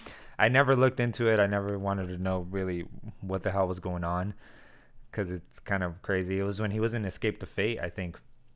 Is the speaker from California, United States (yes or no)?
yes; El Centro, California, United States; also born or lived in Arizona; El Centro, in my hometown.